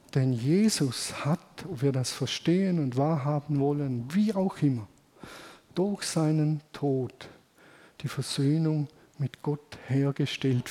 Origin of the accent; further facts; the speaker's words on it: Germany; Wir sind halt Deutsche